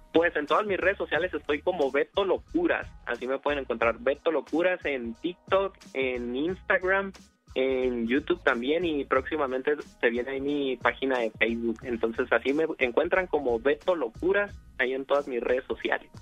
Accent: Tecate, Baja California, Mexico; yo soy de la ciudad de Tecate, Baja California, México

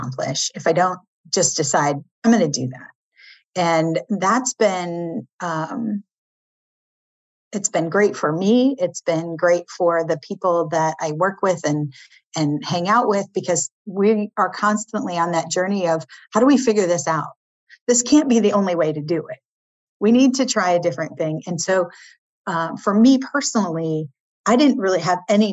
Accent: Iowa, United States; moved away as an adult; also born or lived in Milwaukee, Wisconsin; now in East Coast, United States; a farm girl from Iowa

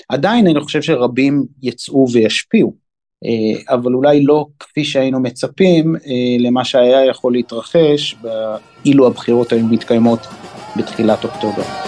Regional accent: Haifa, Haifa District, Israel; now in Binyamina, Israel; גדלתי ושותף בהרבה מאוד דברים בחיפה, עיר אה, הולדתי

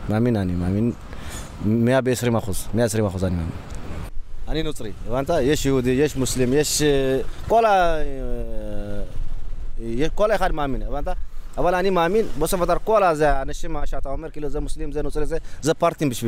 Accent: Israel; now in Brooklyn, United States; לא, אנחנו ישראלים.

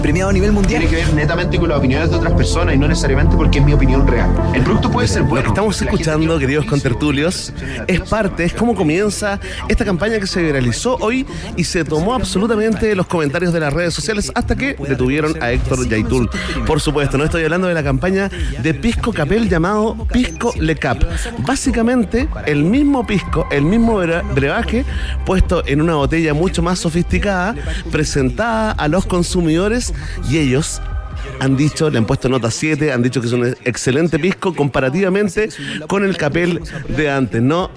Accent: Chile; lo que somos los chilenos

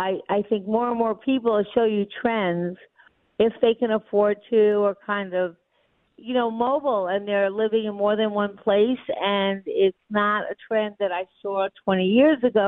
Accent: New York, United States; I'm a New Yorker, and I would never want to leave New York.

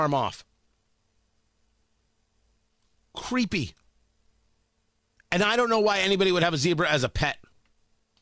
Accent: Middletown, New Jersey, United States; I grew up in Middletown, New Jersey.

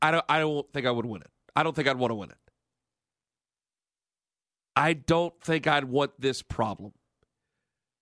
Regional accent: Cleveland, Ohio, United States; I'm from Cleveland

